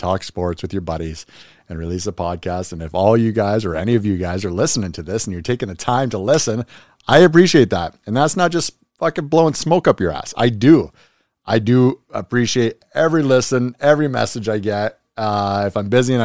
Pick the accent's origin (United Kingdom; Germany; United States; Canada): Canada; Being Canadian